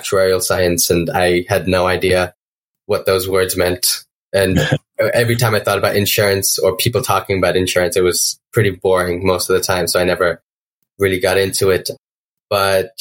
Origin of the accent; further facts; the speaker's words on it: India; moved away as an adult; also born or lived in Wisconsin, United States; now in Beloit, United States; I'm from India. I am currently studying in Beloit College in the U.S., so in Wisconsin.